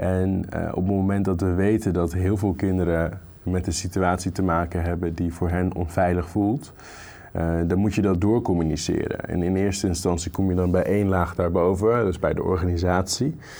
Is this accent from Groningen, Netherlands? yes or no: yes; Groningen, Netherlands; moved away as an adult; Ik ben opgegroeid in Groningen, niet in de stad, maar in de provincie.